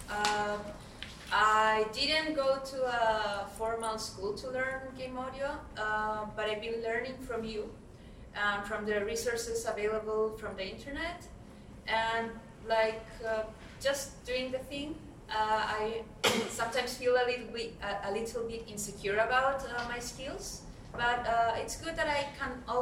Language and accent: English; Santiago, Santiago Metropolitan Region, Chile; I'm from Santiago, Chile.